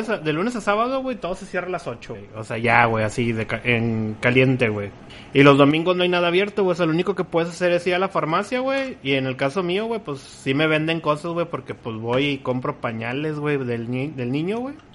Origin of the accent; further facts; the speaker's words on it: Guadalajara, Jalisco, Mexico; eh, soy de Guadalajara, eh, tengo 35 años y soy alcohólico.